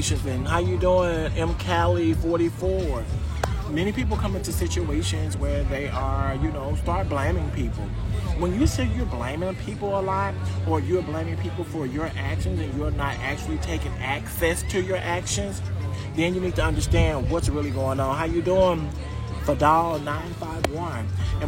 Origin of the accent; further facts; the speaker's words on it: Mississippi, United States; now in Florida, United States; I am actually from a little small state called Mississippi